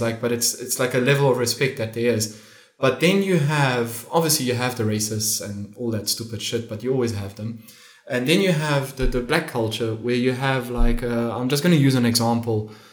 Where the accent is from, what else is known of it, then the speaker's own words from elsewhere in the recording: Namibia; moved away as an adult; now in Lisbon, Portugal; I'm from Namibia